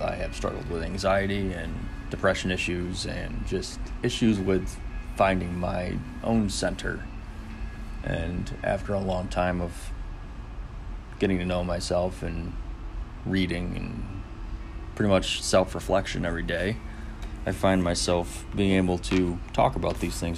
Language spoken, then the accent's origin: English; Finger Lakes, upstate New York, United States; I'm from the Finger Lakes, uh, upstate New York.